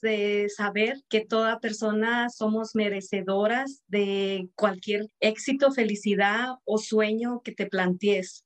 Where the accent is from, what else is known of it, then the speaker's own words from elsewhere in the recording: Mexico; moved away as an adult; now in United States; soy de México, hija de mayor de seis